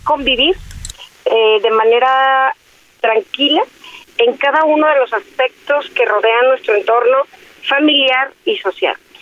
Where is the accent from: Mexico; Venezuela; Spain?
Mexico; Guadalajara, Jalisco; desde mi tierra, desde Guadalajara, desde mi estado, desde Jalisco